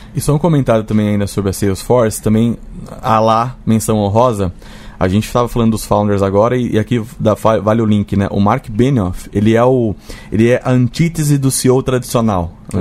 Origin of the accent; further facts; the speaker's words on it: Brazil; a gente, como brasileiro